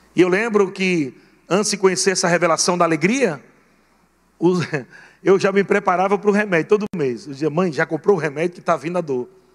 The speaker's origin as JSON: {"language": "Portuguese", "town": "Natal", "region": "Rio Grande do Norte", "country": "Brazil", "tie": "born or raised there", "said": "fui criado meu largado, lá em Natal, Rio Grande do Norte"}